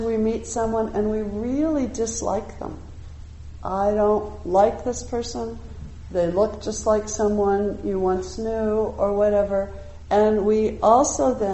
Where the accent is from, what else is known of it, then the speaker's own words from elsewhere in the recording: United States; I'm an American